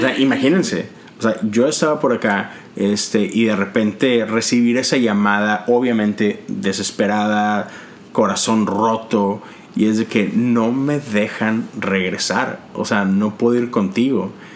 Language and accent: Spanish; Monterrey, Nuevo León, Mexico; moved away as an adult; now in United States; Nosotros todos somos mexicanos, de Monterrey, ah, pero tenemos ya más de 10 años en este país.